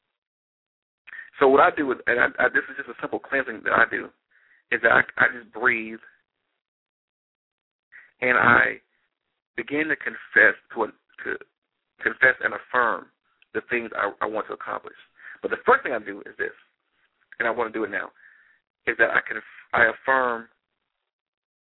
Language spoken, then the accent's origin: English; Detroit, Michigan, United States; I'm from Detroit